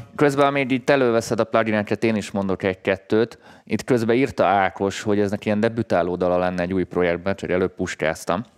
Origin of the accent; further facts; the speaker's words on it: Hungary; magyarként, mi egy handicapből indulunk földrajzilag